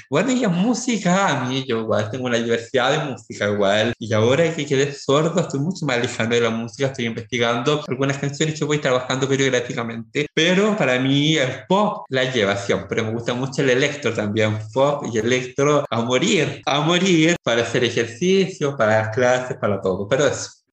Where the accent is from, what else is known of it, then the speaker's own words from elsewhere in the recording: Chile; Yo como una persona nacida y criada en el Distrito 16, una zona rural